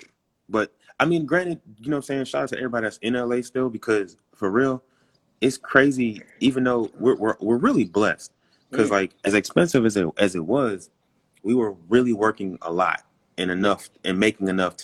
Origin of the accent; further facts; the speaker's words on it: New York City, New York, United States; moved away as an adult; also born or lived in Los Angeles; now in Atlanta, United States; I'm from Brooklyn.